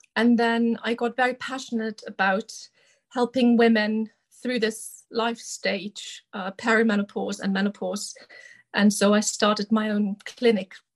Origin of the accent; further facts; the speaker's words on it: Germany; moved away as an adult; now in United Kingdom; originally, I'm from Germany, where I did my medical school training, and then I came to the UK as a junior doctor